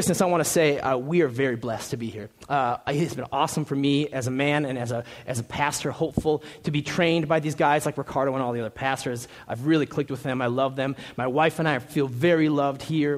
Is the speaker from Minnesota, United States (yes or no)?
yes; Minnesota, United States; moved away as an adult; now in Tempe, United States; We're from Minnesota